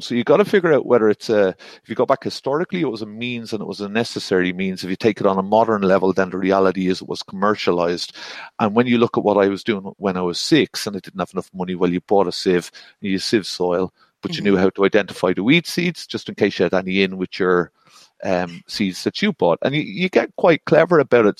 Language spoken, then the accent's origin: English; Ireland; I'm Irish and male